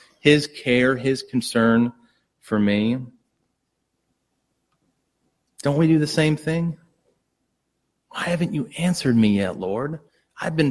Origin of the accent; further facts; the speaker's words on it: United States; as an American